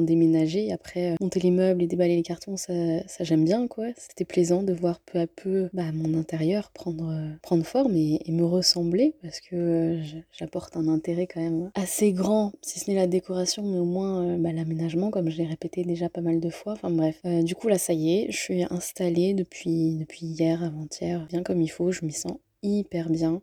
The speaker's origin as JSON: {"language": "French", "country": "France", "said": "même en tant que Français"}